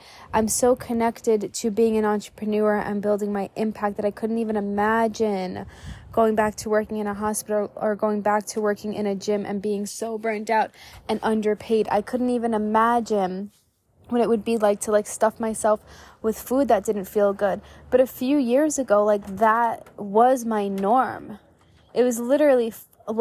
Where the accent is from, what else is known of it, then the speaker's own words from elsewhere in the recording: New York, United States; moved away as an adult; growing up in New York